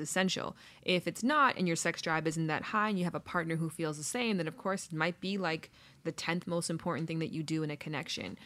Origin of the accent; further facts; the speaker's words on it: Toronto, Ontario, Canada; now in Los Angeles, United States; I'm from Toronto originally.